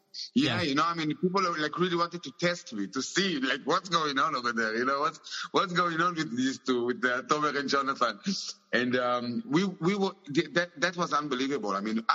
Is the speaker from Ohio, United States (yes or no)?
no; New York, United States; born there; I was born in New York.